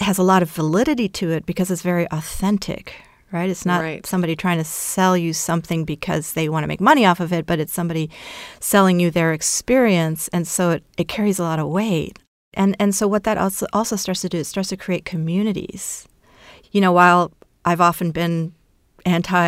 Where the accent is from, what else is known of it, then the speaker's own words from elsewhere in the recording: Brazil; my mother's Brazilian, I was born in Brazil